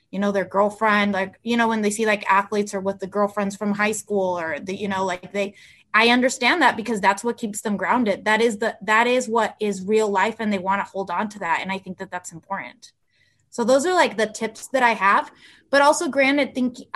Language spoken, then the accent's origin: English; California, United States; first language Spanish; English is a second language; So I went to school all my life in California, and my first language is Spanish, so I can sound American, very American